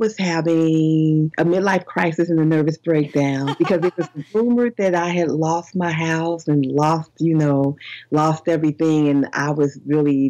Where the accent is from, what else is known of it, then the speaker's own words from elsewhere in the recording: Chicago, Illinois, United States; I'm a gangster from Chicago